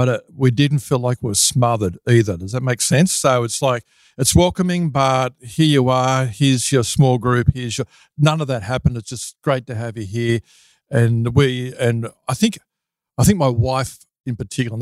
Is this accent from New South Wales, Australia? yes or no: yes; Sydney, New South Wales, Australia; moved away as an adult; now in Lake Macquarie, Australia; I was originally from the Sutherland Shire in Sydney, and I spent the first few decades there